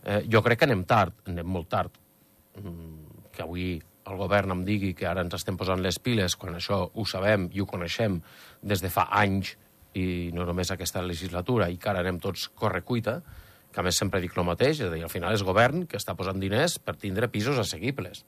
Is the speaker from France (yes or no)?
no; Escaldes-Engordany, Andorra; som andorrans, i portem tota la vida aquí